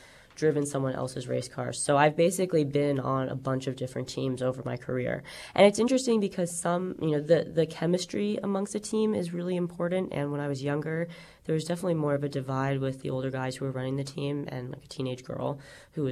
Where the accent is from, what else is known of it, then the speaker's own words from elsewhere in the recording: New York, United States; as a New Yorker